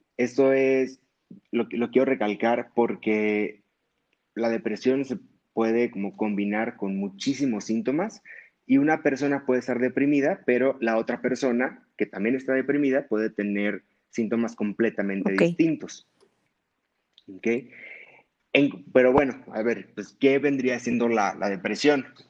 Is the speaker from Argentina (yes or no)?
no; Hermosillo, Sonora, Mexico; moved away as an adult; now in Mexico City, Mexico; yo soy de Hermosillo, Sonora. Allá estudié la carrera de medicina